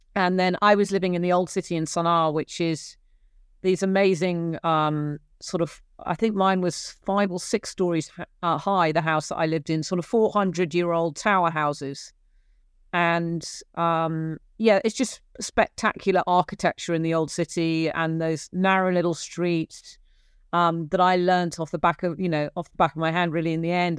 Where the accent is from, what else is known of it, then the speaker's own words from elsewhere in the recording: Gloucestershire, South West England, United Kingdom; accent: English; moved away as an adult; also born or lived in Cork, Ireland; I grew up in Gloucestershire in, in England